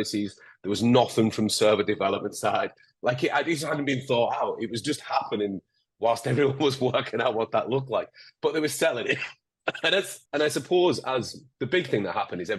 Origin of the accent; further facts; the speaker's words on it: Northern England, United Kingdom; accent: Northern English, a little bit Scottish; between Geordie, Scouse and Scottish; I'm particularly Northern English, a little bit Scottish. So I'm kind of like between Newcastle, Liverpool, and Scotland.